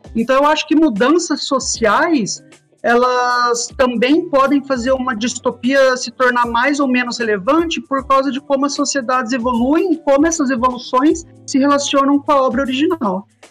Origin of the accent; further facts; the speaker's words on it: Brazil; a gente, como brasileiro